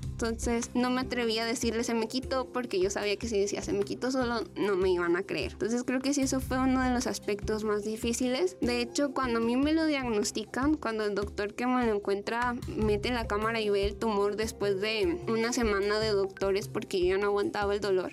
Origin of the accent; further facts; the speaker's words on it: Los Mochis, Sinaloa, Mexico; yo soy de provincia, yo soy de los Mochis